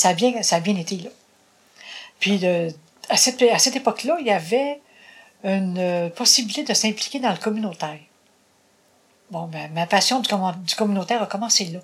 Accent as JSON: {"language": "French", "area": "Bas-du-Fleuve", "region": "Quebec", "country": "Canada", "also_born_or_lived": "Longueuil, Quebec / Châteauguay, Quebec", "moved": "as an adult", "said": "je suis retournée dans le bas du fleuve."}